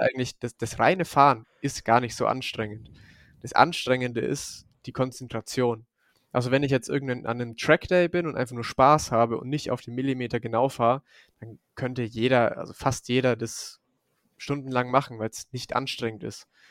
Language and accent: German; Forchheim district, near Bamberg, Franconia, Bavaria, Germany; accent: Franconian; moved away as an adult; now in Munich, Germany; Ich komme eigentlich aus dem Forchheimer Landkreis, da bei Bamberg in der Nähe. Und äh, ja, da bin ich bis vor zwei Jahren mein Leben lang, ja, habe ich da gewohnt